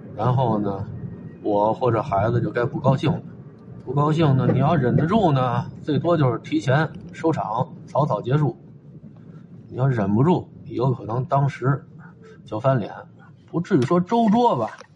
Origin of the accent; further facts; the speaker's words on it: Beijing, China; also born or lived in Tongzhou, Beijing; 这现在我快五十了，还在这附近活动